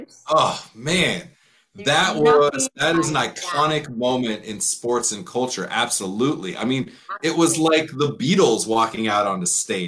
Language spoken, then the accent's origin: English; Southern California, United States; I'm from Southern California.